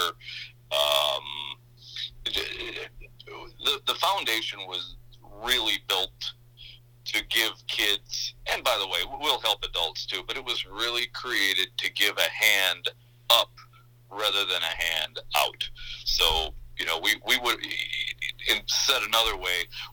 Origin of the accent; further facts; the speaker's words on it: northern Minnesota, United States; also born or lived in Baytown, Texas / Mankato, Minnesota; The long road ended up in northern Minnesota. That's where I grew up